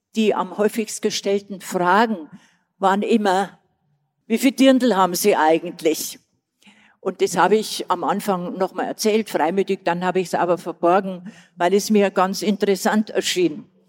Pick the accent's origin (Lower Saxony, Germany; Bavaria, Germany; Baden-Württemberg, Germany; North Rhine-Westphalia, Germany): Bavaria, Germany; Old; accent: Bavarian; Schon sehr südlich und bin eine Altbayerin, wie man unschwer hört so wie ich spreche.